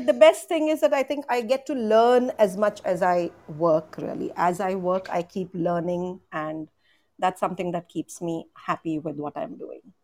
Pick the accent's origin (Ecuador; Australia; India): India; Mumbai, Maharashtra; I'm from India too